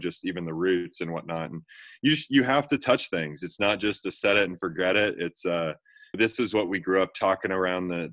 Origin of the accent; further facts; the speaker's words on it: Kansas City, Missouri, United States; I was born and raised in Kansas City